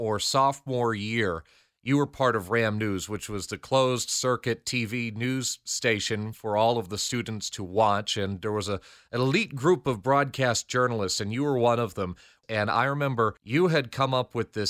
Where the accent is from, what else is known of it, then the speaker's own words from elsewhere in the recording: Andover, Connecticut, United States; I'm from Andover